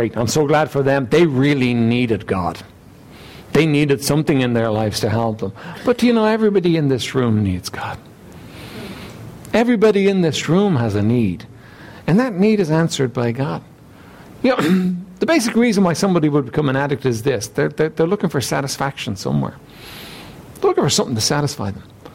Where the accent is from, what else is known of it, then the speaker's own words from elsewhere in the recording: Dublin, Leinster, Ireland; I was raised here in Dublin